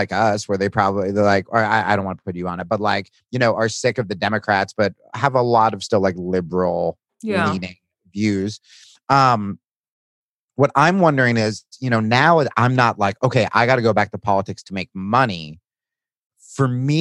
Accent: Hawaii, United States; as a Hawaiian

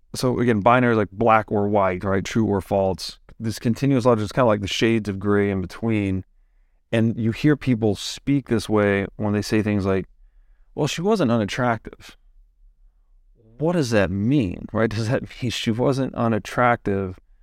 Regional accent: the South, United States; I grew up in the Christian South

